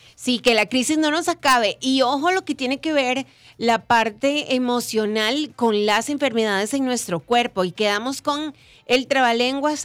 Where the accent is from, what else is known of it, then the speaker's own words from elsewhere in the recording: Costa Rica; agradeceríamos mucho como pueblo costarricense